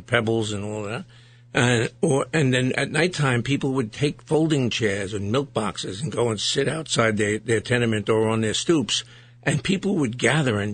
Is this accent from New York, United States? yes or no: yes; New York City, New York, United States; when I was growing up in Brooklyn, it was before everybody had air conditioning